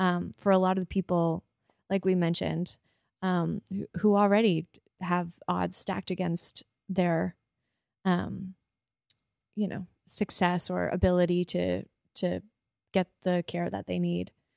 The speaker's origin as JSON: {"language": "English", "region": "Prince Edward Island", "country": "Canada", "tie": "born or raised there", "also_born_or_lived": "Toronto", "moved": "yes", "lives_now": "Halifax, Canada", "said": "a young person growing up on Prince Edward Island"}